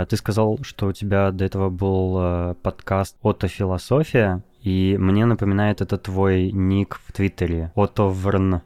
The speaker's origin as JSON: {"language": "Russian", "town": "Novosibirsk", "region": "Novosibirsk Oblast", "country": "Russia", "said": "я из Новосибирска"}